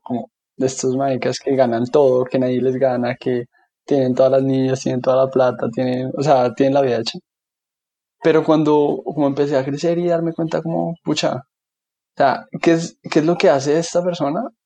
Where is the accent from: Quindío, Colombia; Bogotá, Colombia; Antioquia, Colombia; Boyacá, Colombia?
Bogotá, Colombia; also born or lived in Washington, D.C.; soy colombiano, bogotano, de toda la vida he vivido en Bogotá. Ahí estudié, ahí hice mis amigos, ahí crecí